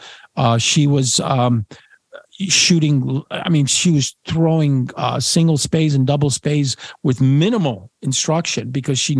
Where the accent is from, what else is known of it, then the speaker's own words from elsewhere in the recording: Niagara Frontier, New York, United States; moved away; also born or lived in Poland / Washington, D.C.; since I was a little boy growing up in the Niagara Frontier.